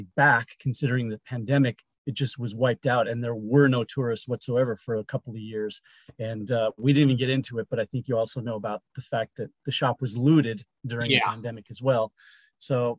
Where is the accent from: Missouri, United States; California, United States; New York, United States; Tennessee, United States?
California, United States; Los Angeles; also born or lived in Chicago, Illinois; And then we moved out here to LA.